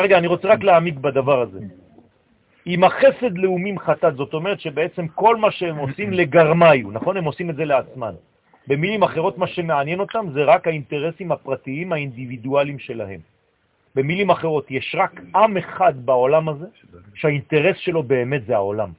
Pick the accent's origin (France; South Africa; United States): France; now in Israel; אני גדלתי בצרפת